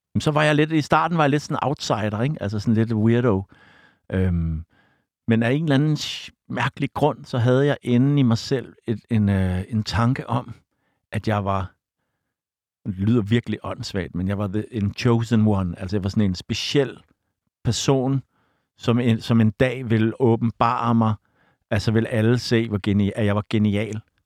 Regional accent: Copenhagen, Capital Region of Denmark, Denmark; mit sted Bodenhof, hvor jeg voksede op

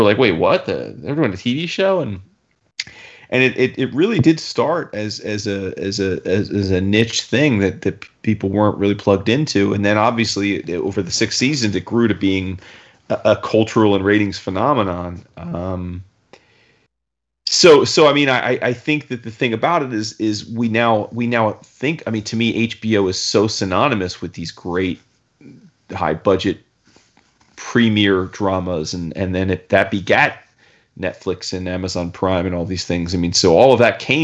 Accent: New Jersey, United States; growing up, born and raised in Jersey

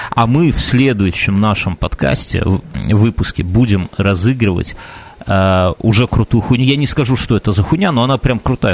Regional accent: Belarus; мы, белорусы и поляки, по сути, в исторической какой-то перспективе, там взять там каких-нибудь 200, наверное, лет назад, это, в принципе, один народ был

